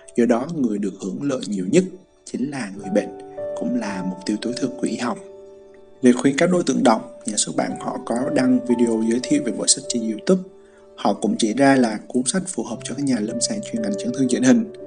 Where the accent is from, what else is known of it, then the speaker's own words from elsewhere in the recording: Central Highlands, Vietnam; accent: Central Highlands accent; giọng tây nguyên quê hương mình đó